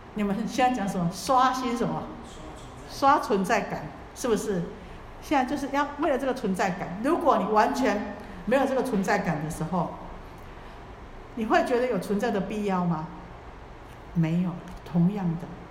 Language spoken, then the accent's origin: Chinese; Taiwan